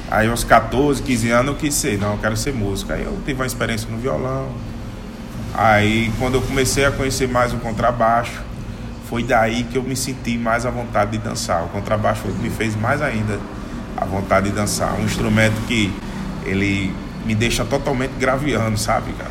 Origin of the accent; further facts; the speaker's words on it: Northeast Region, Brazil; principalmente lá no Nordeste, na minha terra.